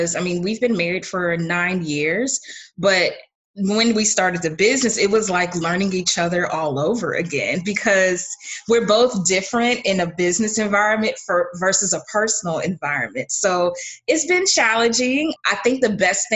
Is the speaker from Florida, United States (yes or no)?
yes; Clearwater, Florida, United States; also born or lived in Orlando, Florida; I'm from Clearwater, Florida, originally born and raised.